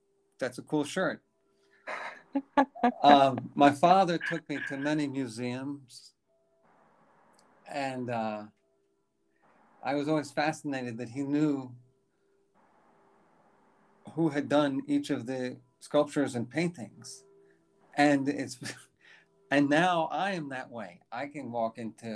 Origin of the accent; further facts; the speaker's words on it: New York City, New York, United States; born in New York City. I grew up on the streets. The streets were 81st Street and Park Avenue.